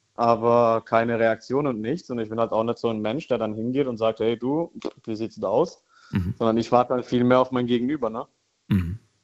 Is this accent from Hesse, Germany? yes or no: no; Karlsruhe, Baden-Württemberg, Germany; Ich komme aus Karlsruhe